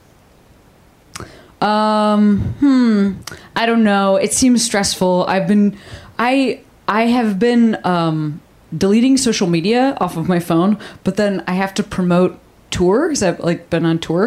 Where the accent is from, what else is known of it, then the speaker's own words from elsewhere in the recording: Illinois, United States; moved away; I'm from Illinois.